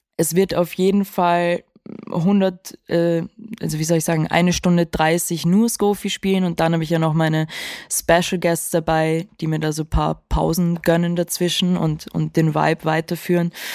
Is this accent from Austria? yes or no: yes; Vienna, Austria; ich bin auch in Wien aufgewachsen